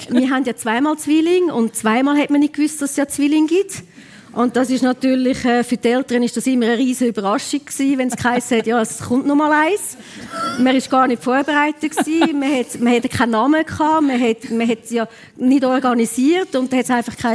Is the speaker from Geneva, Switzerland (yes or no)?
no; Alpnach, Obwalden, Switzerland; wir sind ja in Alpnach aufgewachsen und ich habe ihn viel begleitet.